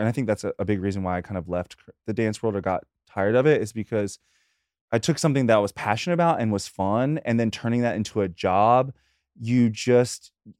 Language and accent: English; North Carolina, United States; moved away as an adult; now in New York City, United States; from North Carolina, but I am a New Yorker.